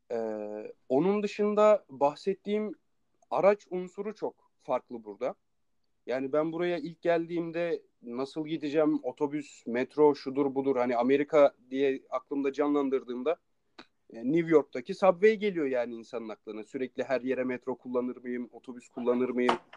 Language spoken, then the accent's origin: Turkish; Turkey; moved away; Türkiye diyorum